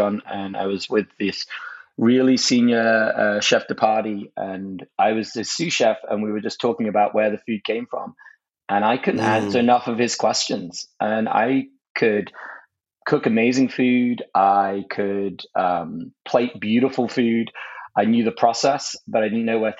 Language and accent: English; United Kingdom; moved away as an adult; now in United States; as a Brit